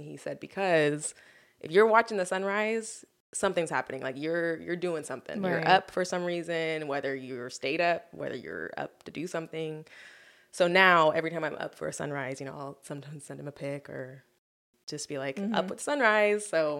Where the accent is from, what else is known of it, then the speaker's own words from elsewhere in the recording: Coarsegold, California, United States; now in San Diego, United States; I'm from Coarse Gold, California, which is up near Yosemite Mountains.